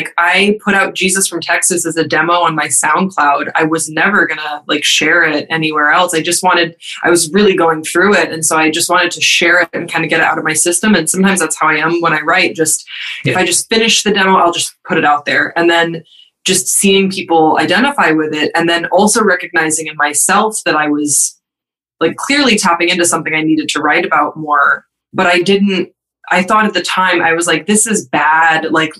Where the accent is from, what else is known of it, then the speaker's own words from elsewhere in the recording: Waterloo, Wallonia, Belgium; So I grew up in Waterloo, Belgium, but my parents are American and my dad is an Episcopal priest. So I grew up in the rectory